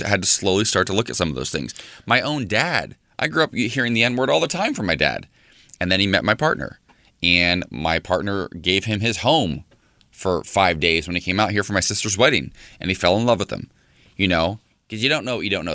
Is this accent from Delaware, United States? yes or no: no; Salina, Ohio, United States; moved away; my hometown back in Salina, Ohio